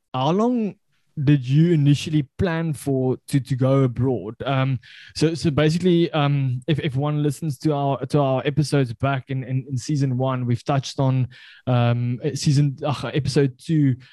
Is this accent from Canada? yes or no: no; South Africa; I can I can say it with uh, with proud that I'm from the Afrikaans culture